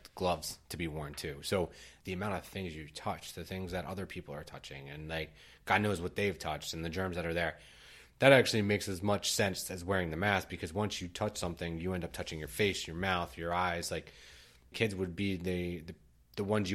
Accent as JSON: {"language": "English", "country": "United States", "tie": "born or raised there", "said": "we're both American, we're born and raised in the U.S."}